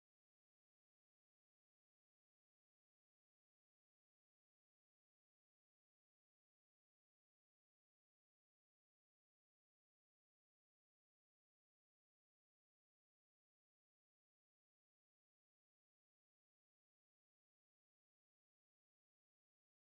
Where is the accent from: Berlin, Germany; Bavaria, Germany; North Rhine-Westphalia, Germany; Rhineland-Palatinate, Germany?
North Rhine-Westphalia, Germany; Bochum; moved away; I grew up in Bochum